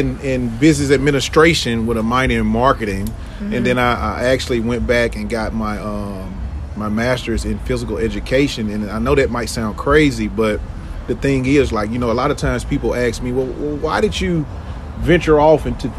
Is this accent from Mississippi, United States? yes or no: yes; Jackson, Mississippi, United States; I was born and raised here in Jackson, Mississippi. I've been here for 42 years. You know, look, I don't mind telling my age. Mm-hmm. Born in Northeast Jackson. Went to Jackson Public Schools here.